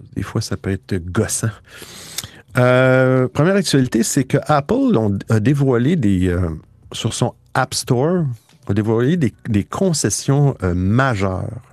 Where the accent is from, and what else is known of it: Quebec, Canada